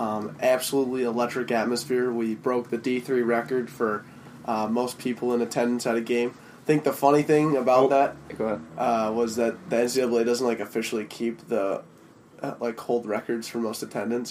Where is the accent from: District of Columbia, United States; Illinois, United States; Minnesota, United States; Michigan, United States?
Minnesota, United States; we're from St. Thomas, we're Twin City guys, we're city slickers for sure.